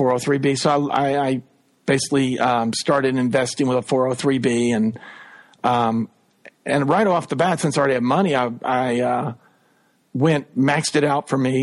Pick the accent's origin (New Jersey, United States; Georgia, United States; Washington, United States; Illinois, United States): Georgia, United States; North; also born or lived in Saudi Arabia / LaGrange, Georgia; I grew up in North Georgia.